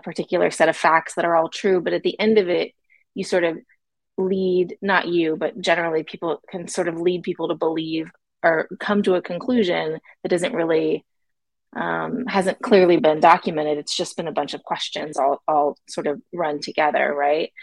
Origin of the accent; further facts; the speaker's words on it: Florida, United States; I'm from Florida.